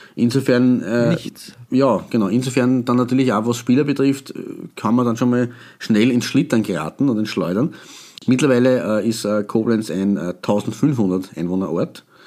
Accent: Austria; wir als Österreicher

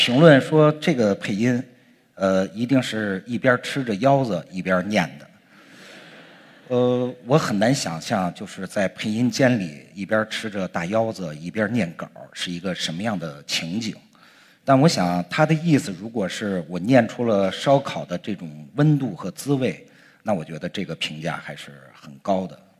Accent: Langfang, Hebei, China; 在我的老家河北廊坊。

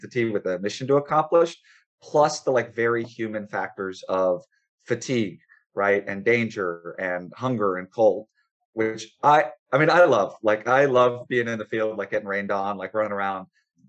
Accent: Missouri, United States; now in Pittsburgh, United States; I grew up in Missouri

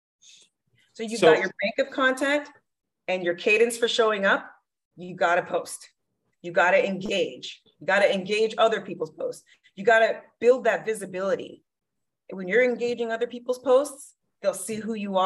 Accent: Miami, Florida, United States; now in Arizona, United States; I'm from Miami, Florida.

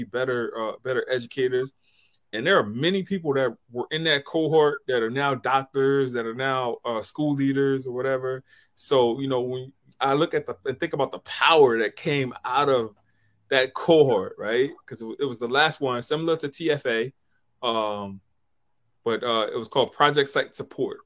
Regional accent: Deep South, United States; now in Long Island, United States; I'm from the South. I'm from the Deep

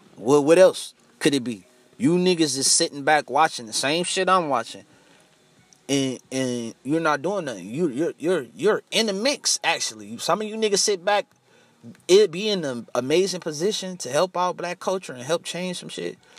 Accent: United States; Us African Americans over here in America

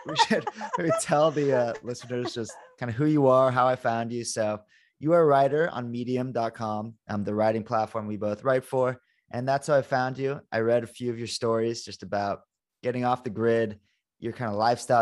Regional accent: Malibu, California, United States; also born or lived in West Los Angeles; I'm from Malibu. Grew up in Malibu, but yeah, I lived in West LA after college.

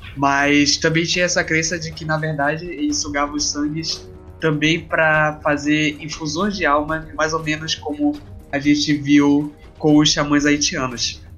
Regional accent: Pará, Brazil; sou brasileiro, sou paraense, como a maioria que estamos aqui

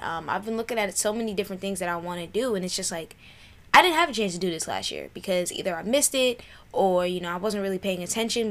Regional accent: New York City, New York, United States; moved away; I grew up in South Jamaica, New York

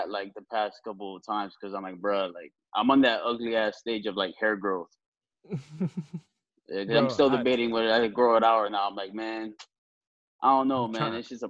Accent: Miami, Florida, United States; moved away; I say I'm from Miami

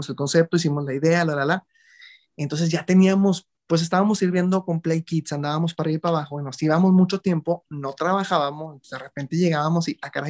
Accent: Monclova, Coahuila, Mexico; also born or lived in Mexico City; now in Monterrey, Mexico; antes de venir, porque yo soy originario de Monclova, Coahuila.

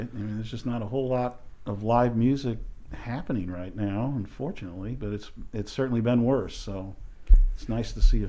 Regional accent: Overland Park, Kansas, United States; also born or lived in South Bend, Indiana; I grew up in Overland Park, and I have one brother who's older.

